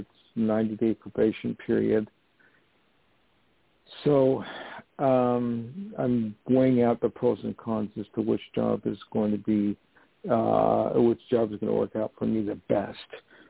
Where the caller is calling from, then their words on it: New York, United States; I'm calling from New York.